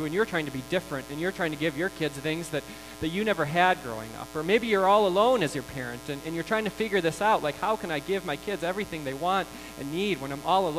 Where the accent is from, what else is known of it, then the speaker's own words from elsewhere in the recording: United States; We are American